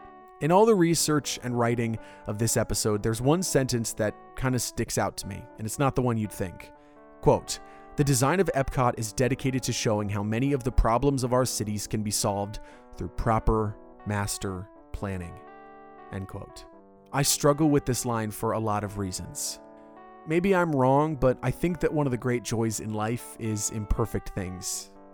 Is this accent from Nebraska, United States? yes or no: no; Orlando, Florida, United States; My city, my hometown of Orlando